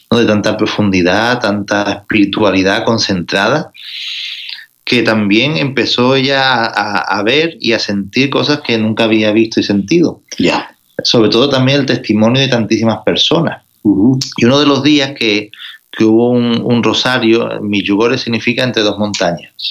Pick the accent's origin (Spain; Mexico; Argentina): Spain; Rota, Andalusia; accent: Andalusian; also born or lived in Barcelona; Pues mira, yo nací en Barcelona, en, la época en la que los andaluces emigraban al norte a trabajar. Ya, pero ya después me, crié en el sur de España, en Rota, Cádiz, y llevo toda la vida en, Andalucía.